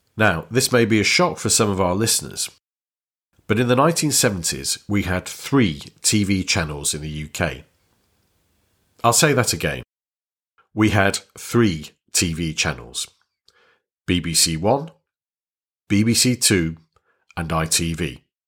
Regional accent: Warrington, North West England, United Kingdom; I was born in Warrington, which was then a small northern town in Lancashire

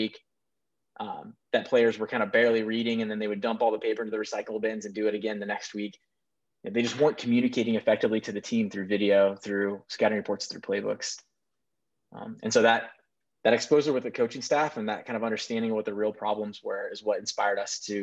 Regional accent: Kansas City, Missouri, United States; moved away as an adult; also born or lived in Nebraska; I was born in Kansas City, Missouri, and then came up to Nebraska for college back in 2001.

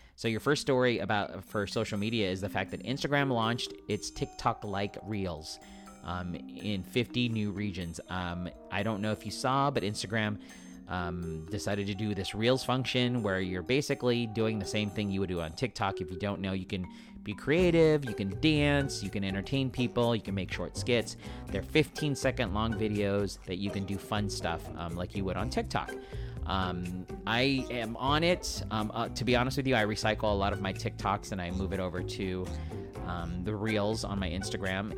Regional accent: San Diego, California, United States; I am a daily podcaster here in San Diego, born and raised. It's my hometown.

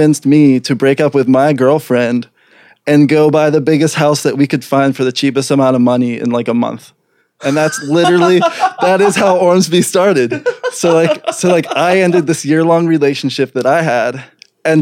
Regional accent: Crafton, Pennsylvania, United States; we're both from Crafton

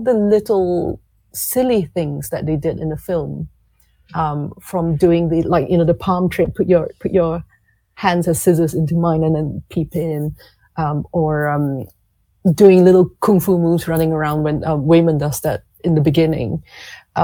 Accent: Malaysia; I grew up in Malaysia

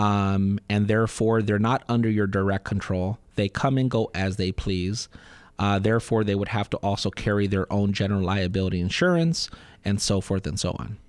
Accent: Southern California, United States; born and raised in Southern California

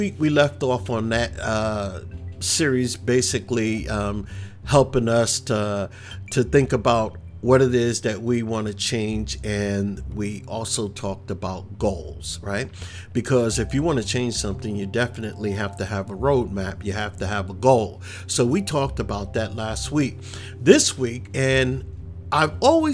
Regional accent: New York City, New York, United States; also born or lived in Queens, New York; growing up in the Bronx

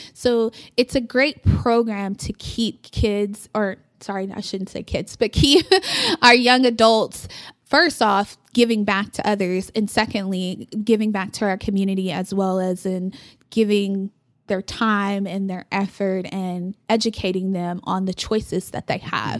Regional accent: Amarillo, Texas, United States; also born or lived in Oklahoma; my mom and stepdad moved here when I was, I wanna say third grade.

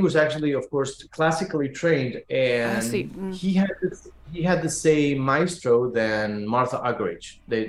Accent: Buenos Aires, Argentina; I was born in Argentina and raised in Buenos Aires.

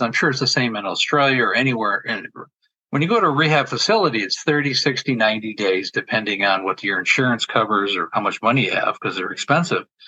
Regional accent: New York, United States; moved away; I'm originally from New York.

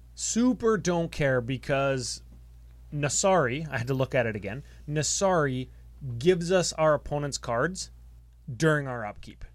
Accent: Canada; We're from Canada

